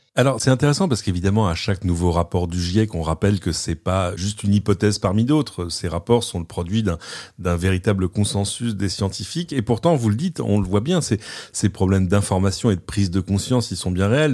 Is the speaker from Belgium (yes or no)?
no; France; chez nous en France